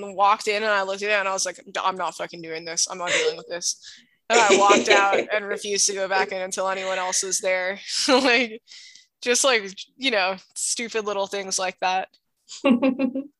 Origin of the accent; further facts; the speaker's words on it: Hawaii, United States; I grew up in Hawaii